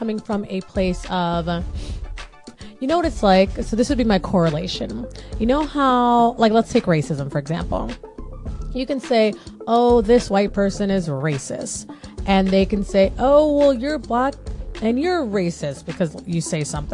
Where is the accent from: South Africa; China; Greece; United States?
United States; that's a Black girl story growing up in America